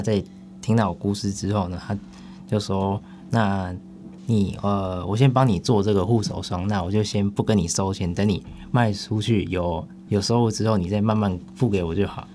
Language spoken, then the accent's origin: Chinese; Hsinchu County, Taiwan; 家乡，新竹县里面五峰乡